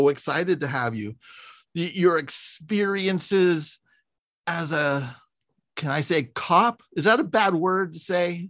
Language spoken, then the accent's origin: English; San Francisco, California, United States; I'm from San Francisco, so I have very, and I grew up in the 80s and 90s